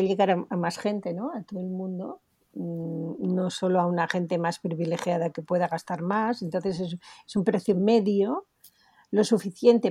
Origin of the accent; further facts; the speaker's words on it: Spain; Tenemos que estar orgullosos de lo que podemos hacer en España